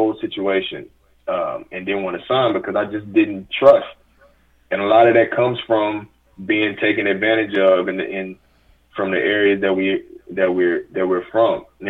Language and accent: English; Houston, Texas, United States; I'm from South Park, Houston, Texas. I'm from the same neighborhood as …, …, all these guys